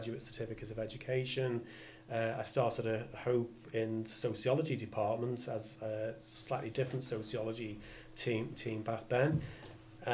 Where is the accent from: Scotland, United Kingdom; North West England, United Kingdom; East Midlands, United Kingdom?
North West England, United Kingdom; Liverpool; also born or lived in New Brighton; Yeah, lifelong from Liverpool. So grew up in the north end of the city in the early years, sort of Kirkdale way